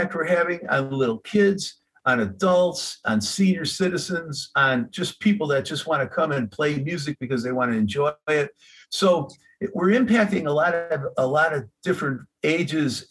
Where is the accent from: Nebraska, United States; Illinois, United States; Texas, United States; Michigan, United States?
Illinois, United States; Chicago; I'm from Chicago